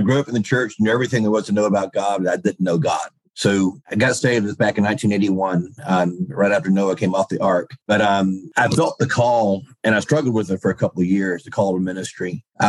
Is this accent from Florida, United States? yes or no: yes; Pensacola, Florida, United States; moved away as an adult; also born or lived in Hawaii / Washington / Cantonment, Florida; now in Reidsville, United States; I'm back to my hometown, Pensacola.